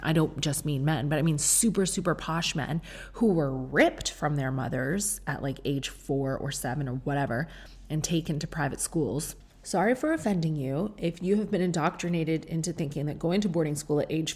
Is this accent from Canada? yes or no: yes; Canada; now in England, United Kingdom; I was raised in Canada with you, where our roads are very wide.